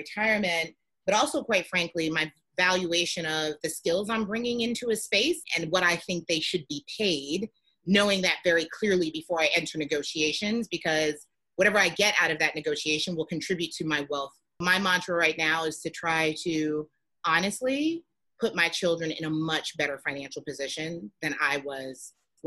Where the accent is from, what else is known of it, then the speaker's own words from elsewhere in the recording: New York City, New York, United States; growing up in the Bronx